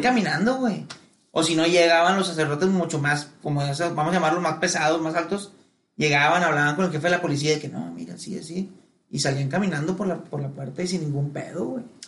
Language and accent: Spanish; Monterrey, Nuevo León, Mexico; en Monterrey somos la mera verga